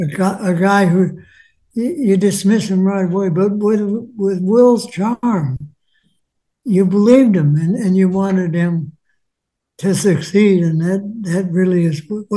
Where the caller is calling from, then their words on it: Los Angeles, California, United States; L.A., yeah.